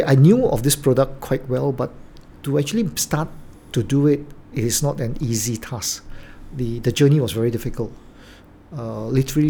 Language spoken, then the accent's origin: English; Penang, Malaysia; moved away; I'm from Penang, and actually Penang is a nice place